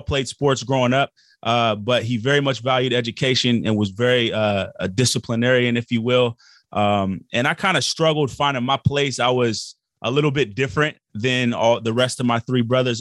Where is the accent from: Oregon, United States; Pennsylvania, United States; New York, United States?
Oregon, United States; Portland; we grew up in Portland, Oregon